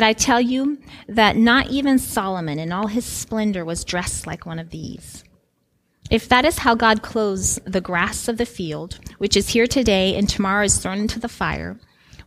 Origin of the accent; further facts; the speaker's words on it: Guinea; moved away; I grew up in Guinea, West Africa, in extreme poverty